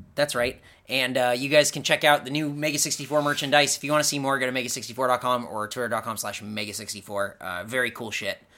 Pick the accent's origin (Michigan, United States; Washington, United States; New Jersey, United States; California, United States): California, United States; Southern; We're from Southern California